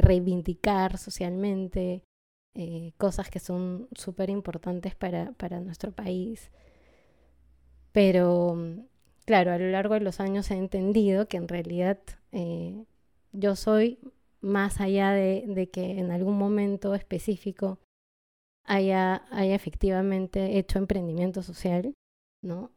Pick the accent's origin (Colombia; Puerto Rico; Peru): Peru; born or raised there; also born or lived in Lima, Peru / unnamed highland city, Peru